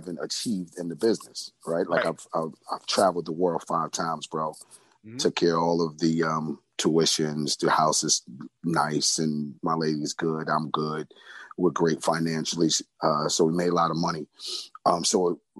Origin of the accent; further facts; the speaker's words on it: New York City, New York, United States; I grew up in Brownsville, Brooklyn